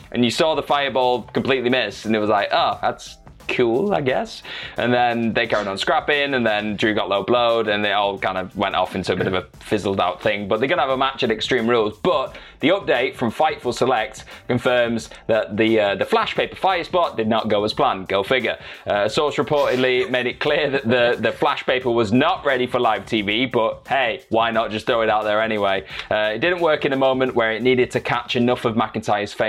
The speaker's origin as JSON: {"language": "English", "town": "Manchester", "region": "North West England", "country": "United Kingdom", "said": "I'm kind of from Manchester"}